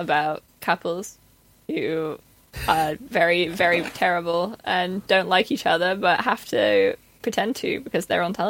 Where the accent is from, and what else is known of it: United Kingdom